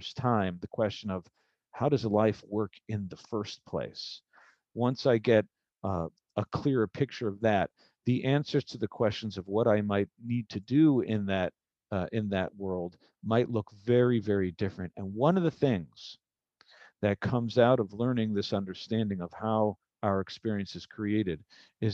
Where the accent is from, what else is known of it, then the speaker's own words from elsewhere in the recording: Milwaukee, Wisconsin, United States; I was born and raised in Milwaukee, Wisconsin